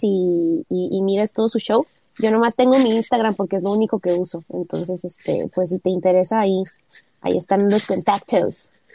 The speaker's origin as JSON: {"language": "Spanish", "town": "Tijuana", "region": "Baja California", "country": "Mexico", "tie": "born or raised there", "said": "somos ambos de Tijuana born and raised, nacidos y educados"}